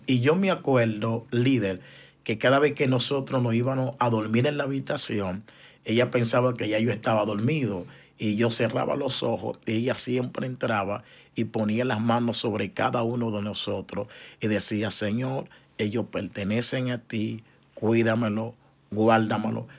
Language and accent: Spanish; San Cristóbal, Dominican Republic; moved away as an adult; now in Choloma, Honduras; somos de República Dominicana, ciudad San Cristóbal, pero nací en el Hospital Juan Pablo Pina, que queda en el centro de la ciudad de San Cristóbal pero mi niñez fue en un sector llamado Jeringa